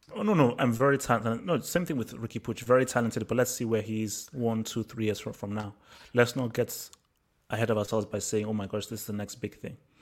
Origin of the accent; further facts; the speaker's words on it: Nigeria; moved away; also born or lived in England; I grew up in Nigeria